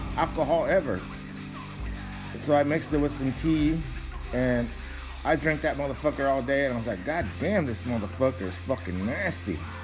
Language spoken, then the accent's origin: English; Texas, United States; We're from Texas, the fucking flatlands, the land of the Comanches.